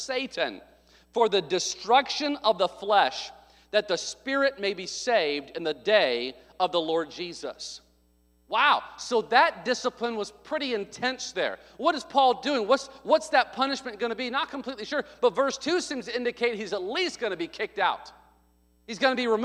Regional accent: the South, United States; I grew up in the South

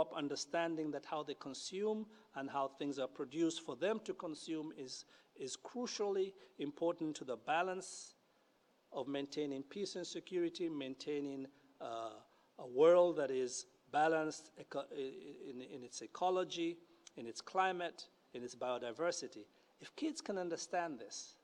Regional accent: Kenya; moved away as an adult; I grew up in Kenya

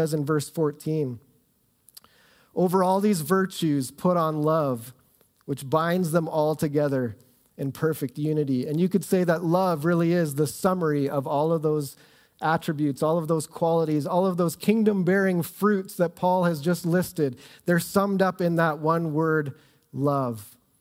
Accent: Southern Ontario, Canada; moved away as an adult; also born or lived in Ottawa; now in Calgary, Canada; I grew up in Southern Ontario

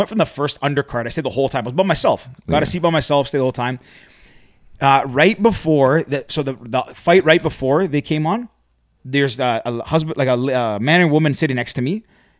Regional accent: Alabama, United States; where are you guys from? Alabama. They're like, no way. We are two. Same town.

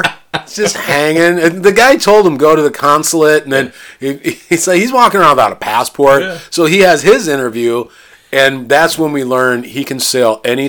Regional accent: the Midwest on the Mississippi River, United States; I grew up in the Midwest on the Mississippi River where it gets humid.

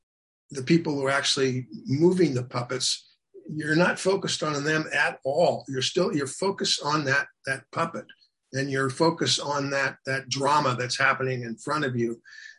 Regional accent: Seattle, Washington, United States; also born or lived in Japan / Germany / Georgia, United States; I'm an army brat, so we lived all over. I was born in Japan. We lived in Germany. We lived in Georgia. We lived all over. Although my formative years were in Seattle.

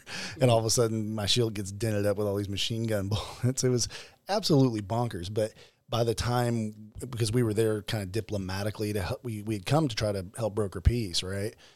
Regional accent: Arkansas, United States; I'm from Arkansas

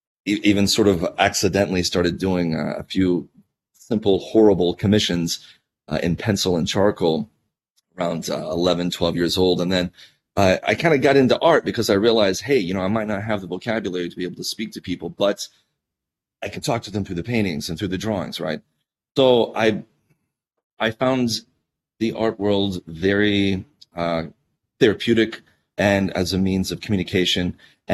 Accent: Georgia, United States; moved away; I was a very shy kid, and I grew up in Georgia, on a mountain range there.

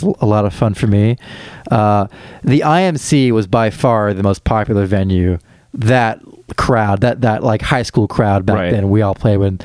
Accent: Champaign, Illinois, United States; born or raised there; also born or lived in St. Joseph, Illinois

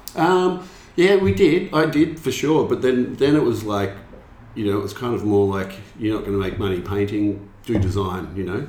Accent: Melbourne, Victoria, Australia; also born or lived in London; from Melbourne originally.

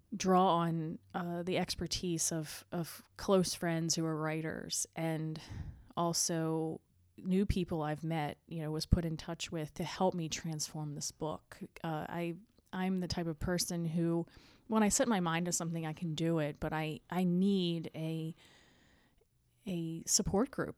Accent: the Eastern Shore, Maryland, United States; we grew up in Maryland, the Eastern Shore

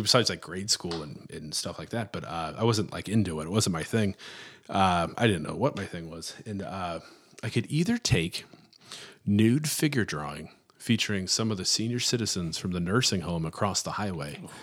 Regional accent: Florissant, Missouri, United States; I'm from Florissant, Missouri

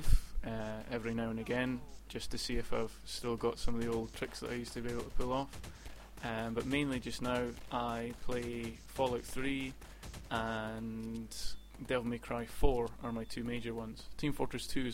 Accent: Edinburgh, Scotland, United Kingdom; I'm born and bred in Edinburgh

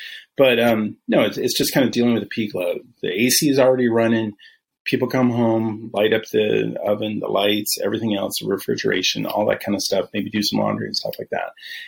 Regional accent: Northwest, United States; now in Texas, United States; I'm from the Northwest originally, right?

